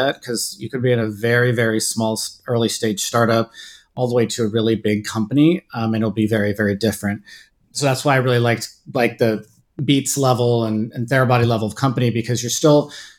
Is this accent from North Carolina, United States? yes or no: no; Bay Area, California, United States; moved away; also born or lived in Washington, D.C.; I grew up in the Bay Area and kind of Silicon Valley during the kind of dot-com boom in the late 90s